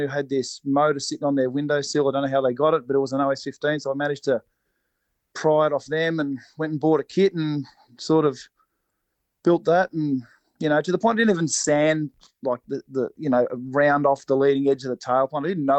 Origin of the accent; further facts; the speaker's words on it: Cobram, Victoria, Australia; I grew up in Cobram, up on the Murray.